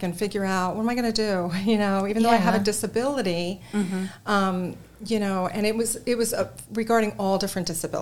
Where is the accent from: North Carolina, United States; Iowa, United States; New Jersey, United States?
New Jersey, United States; moved away as an adult; also born or lived in New York; now in Texas, United States; I'm originally from New Jersey.